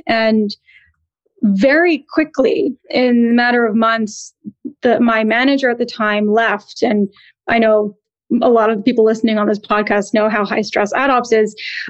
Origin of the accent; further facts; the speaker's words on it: East Coast, United States; also born or lived in New Jersey / Connecticut; culturally, I'm Indian American. My parents both came to the U.S. in the 60s and 70s and thankfully settled in New York City. And I grew up on the East Coast, kind of ping-ponging between New York, New Jersey, Connecticut